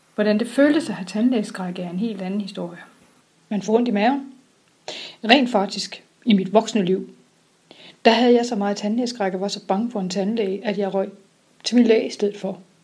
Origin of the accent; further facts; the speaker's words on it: Sønderborg, Southern Denmark, Denmark; Jeg kommer fra Sønderborg